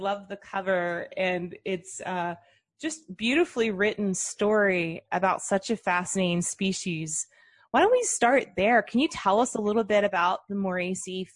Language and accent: English; South Florida, United States; I grew up in South Florida and spent a lot of time also down near Miami